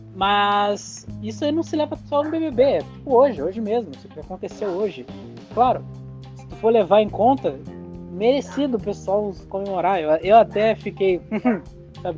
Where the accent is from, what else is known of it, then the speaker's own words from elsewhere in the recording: Brazil; nós, como brasileiros